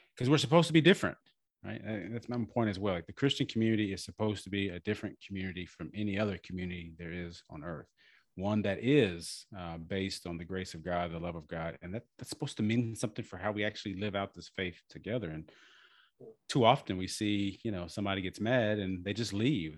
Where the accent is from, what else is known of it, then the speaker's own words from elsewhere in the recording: Galveston, Texas, United States; moved away as an adult; also born or lived in Rio Grande Valley, Texas; I grew up in Galveston, and you know, I'm I'm half and half